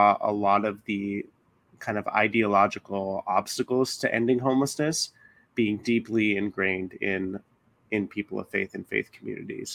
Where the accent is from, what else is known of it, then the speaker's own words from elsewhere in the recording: Tempe, Arizona, United States; moved away as an adult; also born or lived in Oklahoma City, Oklahoma; now in Los Angeles, United States; I grew up in Tempe, Arizona.